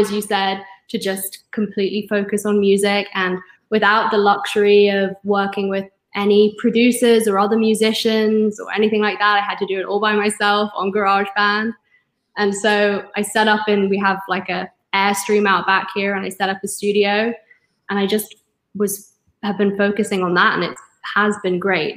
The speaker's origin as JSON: {"language": "English", "region": "London", "country": "United Kingdom", "tie": "born or raised there", "also_born_or_lived": "California", "moved": "yes", "lives_now": "Oregon-California border, United States", "said": "growing up in North London"}